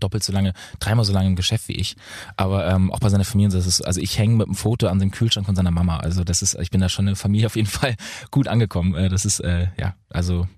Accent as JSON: {"language": "German", "town": "Lübeck", "region": "Schleswig-Holstein", "country": "Germany", "tie": "born or raised there", "also_born_or_lived": "Bad Oldesloe / Berlin / Munich", "said": "Ich habe jetzt gerade eine WG in München, ja. Aber ich wohne eigentlich, ich wohne ja in Lübeck. Also ich bin ja immer noch in meiner Heimat."}